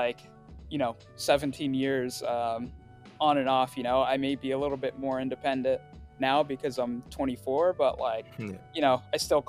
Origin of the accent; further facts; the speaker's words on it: Riverside, California, United States; first language Swahili; English is a second language; also born or lived in Tanzania; I was born in California in Riverside to Tanzanian parents.